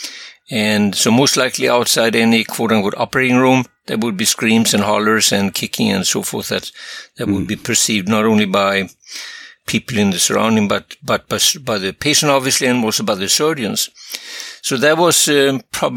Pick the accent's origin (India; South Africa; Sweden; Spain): Sweden; now in United States; I come from another country. I come from Sweden originally